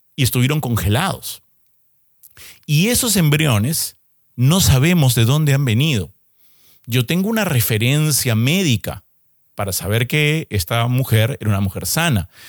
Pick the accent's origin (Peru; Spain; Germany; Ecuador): Peru; yo soy peruano